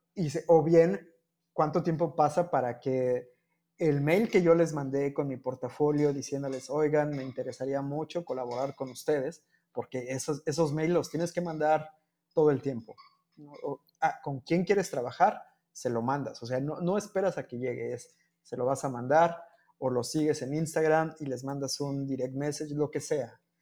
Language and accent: Spanish; Mexico; also born or lived in Cancún, Mexico; Sigo siendo el único mexicano